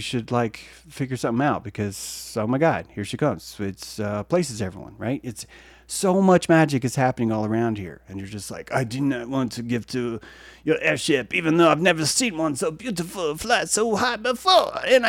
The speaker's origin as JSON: {"language": "English", "country": "France", "said": "even though I am from France, I am speaking for everyone all around the world"}